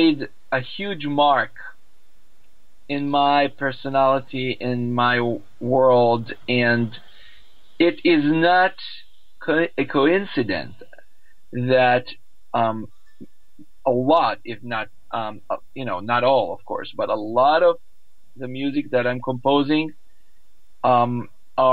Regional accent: Israel; I grew up in Israel

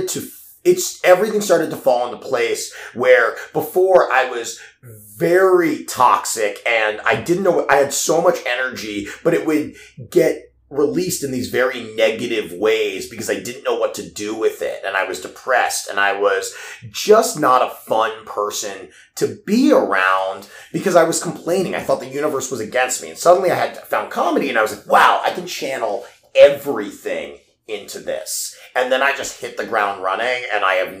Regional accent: Baltimore, Maryland, United States; moved away as an adult; also born or lived in Pittsburgh; I grew up in Baltimore

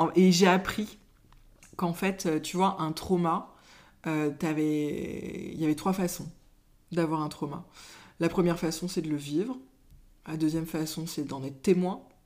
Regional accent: Brittany, France; now in Mayenne, France; Je suis de Bretagne

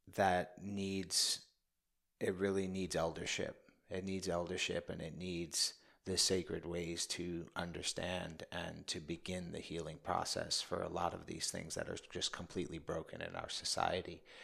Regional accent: New York City, New York, United States; I grew up in the Bronx

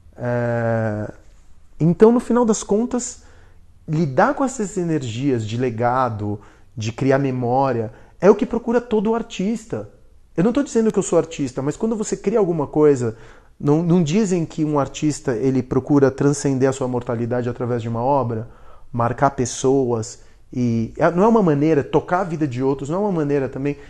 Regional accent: Argentina; now in São Paulo, Brazil; eu sou argentino. Quando eu cheguei para cá, aqui no Brasil, não me deixavam ser brasileiro. Por quê? Porque eu tinha chegado da Argentina

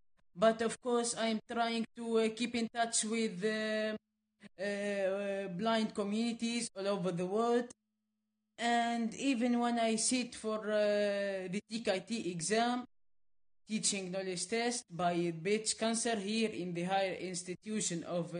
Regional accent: Midoun, Medenine, Tunisia; English is a second language; also born or lived in Gabes / Sousse / Sfax / Ouargla, Algeria; an association here in my hometown

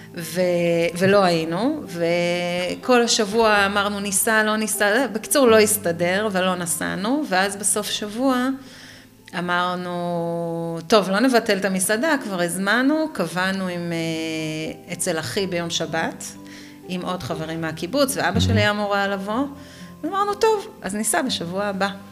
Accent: Nir Oz, Southern District, Israel; moved away as an adult; now in Oranit, Israel; נולדתי וגדלתי בניר עוז, עד אה, אחרי הצבא, פלוס קצת.

